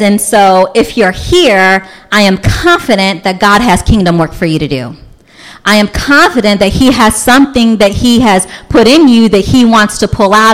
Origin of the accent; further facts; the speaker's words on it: Louisville, Kentucky, United States; now in Montgomery County, United States; I grew up in Louisville, Kentucky, which is the Bible Belt